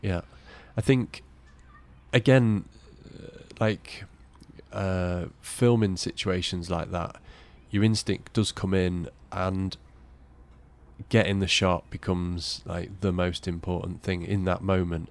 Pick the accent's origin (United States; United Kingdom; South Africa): United Kingdom; Cleethorpes, Yorkshire and the Humber; I was brought up in Cleethorpes